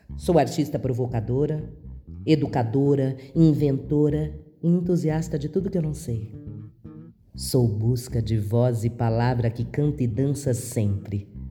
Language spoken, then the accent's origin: Portuguese; São Paulo, Brazil; Sou paulistana